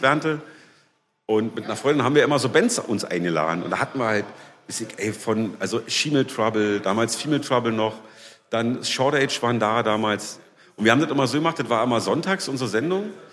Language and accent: German; Berlin, Germany; also born or lived in Leipzig; ich bin groß geworden in Berlin-Lichtenberg. Da komme ich gerade auch her. Da wohne ich jetzt wieder.